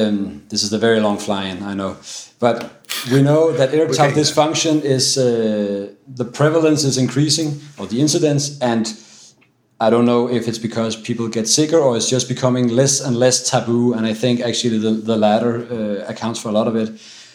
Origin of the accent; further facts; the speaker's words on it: Denmark; English is a second language; from Denmark, and I'm at the Copenhagen University Hospital, Herlev and Gentofte.